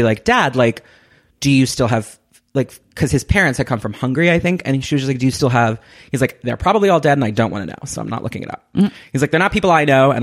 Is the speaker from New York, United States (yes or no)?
yes; Westchester, New York, United States; also born or lived in Manhattan; I was born in Manhattan, and then I grew up in Westchester, which is mm-hmm. like the suburbs right outside